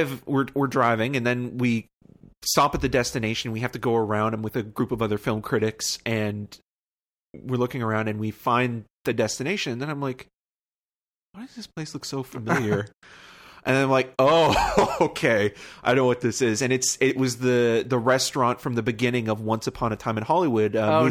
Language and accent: English; Toronto, Ontario, Canada; And I said, I'm from Toronto